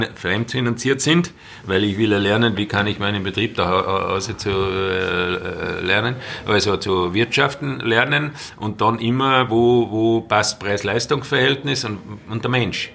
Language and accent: German; Salzburg Land, Austria; ich im Salzburger Land aufgewachsen bin